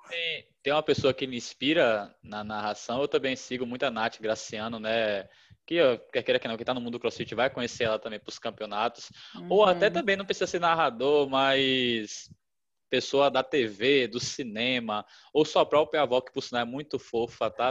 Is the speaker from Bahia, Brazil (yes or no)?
yes; Salvador, Bahia, Brazil; moved away; eu ia para Salvador, que é minha terra